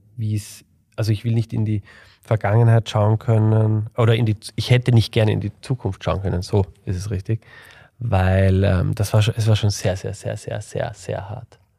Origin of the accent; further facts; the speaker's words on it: Vienna, Austria; ich komme aus Wien